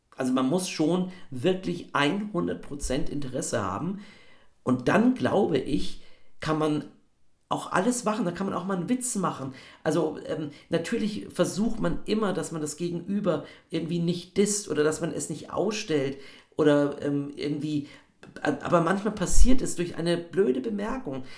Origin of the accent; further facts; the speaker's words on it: Bavaria, Germany; Ich komme ja aus Bayern